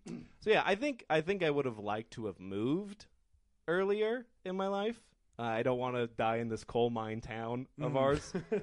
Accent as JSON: {"language": "English", "town": "Colorado Springs", "region": "Colorado", "country": "United States", "said": "I'm from Colorado Springs."}